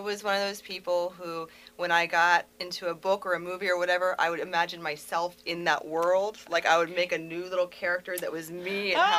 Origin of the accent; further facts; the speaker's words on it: Harford County, Maryland, United States; So, in a lot of ways, I'm from Harford County. My mom worked on post.